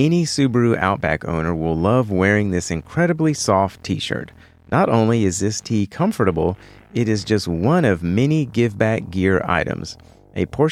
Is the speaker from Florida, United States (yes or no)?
no; Texas, United States; Central Texas, my home state